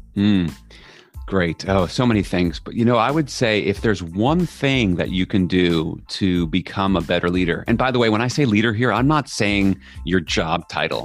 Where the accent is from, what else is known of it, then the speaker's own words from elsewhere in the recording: New York, United States; I'm from New York